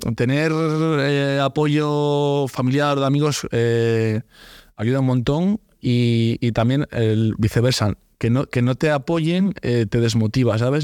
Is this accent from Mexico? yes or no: no; Santander, Cantabria, Spain; soy un chico de Santander, voy a abrir un negocio igual que que el, que el suyo en mi ciudad